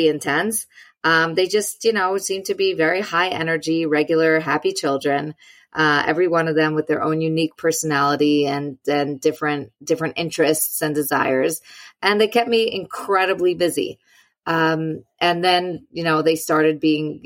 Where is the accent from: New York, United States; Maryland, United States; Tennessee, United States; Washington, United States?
New York, United States; I'm a New Yorker.